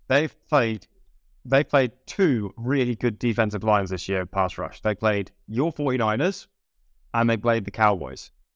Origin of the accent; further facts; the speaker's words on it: United Kingdom; I'm British